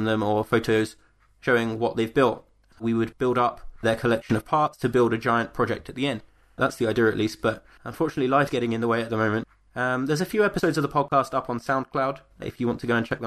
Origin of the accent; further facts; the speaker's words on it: East Sussex, South East England, United Kingdom; now in Aberdeen, United Kingdom; So, I'm originally from East Sussex, and I'm currently living in Aberdeen